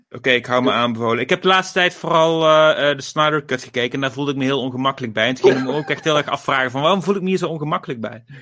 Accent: Gemert, North Brabant, Netherlands; uit Gemert, waar ik vandaan kom

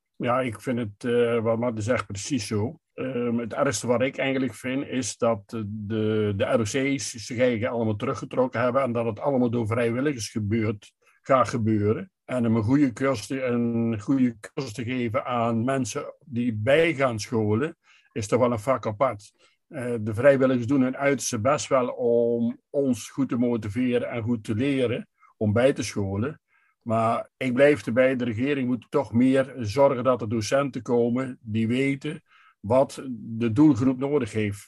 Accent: Hulhuizen, Gelderland, Netherlands; ik kom uit eh, Hulhuizen, dat is een buurtschap eh, van de gemeente Gent aan de gemeente Lingerwaard.

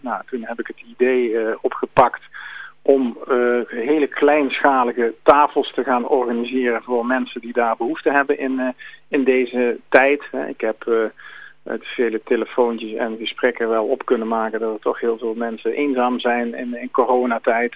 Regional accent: Langenboom, North Brabant, Netherlands; ik kom uit Langeboom

